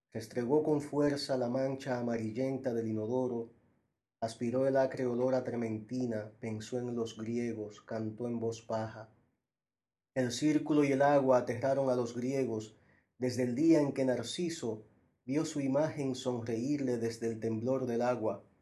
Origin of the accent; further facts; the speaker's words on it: Santo Domingo, Distrito Nacional, Dominican Republic; also born or lived in Puerto Rico; now in New York, United States; yo me fui desplazando, primero de Santo Domingo a Puerto Rico, donde viví casi un año, luego de Puerto Rico a Nueva York. Y es en Nueva York donde creo que se termina de, escribir